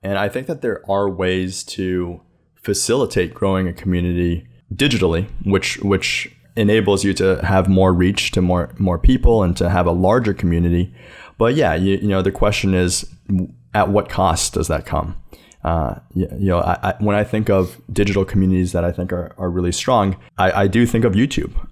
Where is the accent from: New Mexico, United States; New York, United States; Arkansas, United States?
New York, United States; New York City; also born or lived in China; I grew up here in New York City, though I was adopted from China